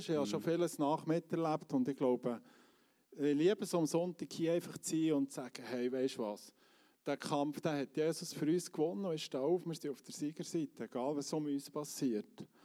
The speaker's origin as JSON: {"language": "German", "country": "Switzerland", "said": "dort sollte man so, wenn es dunkel ist, nicht mehr auf die Straße als Schweizer"}